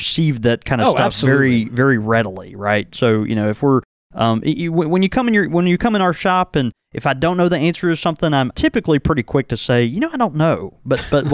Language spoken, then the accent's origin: English; the South, United States; accent: thick Southern